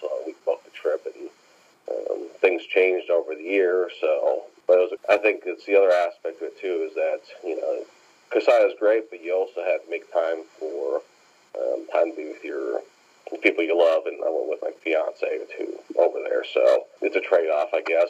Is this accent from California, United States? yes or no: no; Mauston, Wisconsin, United States; moved away as an adult; also born or lived in northeastern Oklahoma; now in Oklahoma, United States; I grew up in Mauston, Wisconsin, and the town's about 4,000